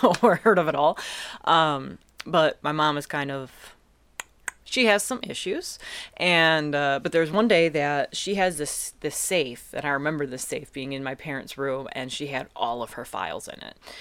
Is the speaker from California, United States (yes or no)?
no; Eastpointe, Michigan, United States; also born or lived in Detroit; I grew up in East Point